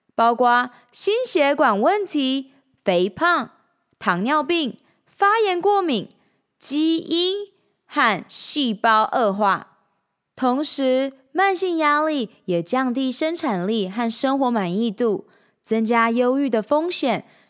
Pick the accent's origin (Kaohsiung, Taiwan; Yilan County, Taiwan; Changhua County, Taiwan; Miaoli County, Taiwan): Changhua County, Taiwan; moved away as an adult; also born or lived in Shanghai; now in Taipei, Taiwan; 三年前，我从上海搬回台湾 从彰化老家上台北拼人生